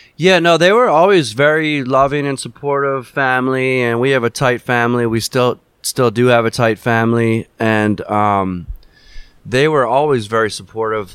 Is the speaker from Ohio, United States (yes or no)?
no; Philadelphia, Pennsylvania, United States; growing up in Philadelphia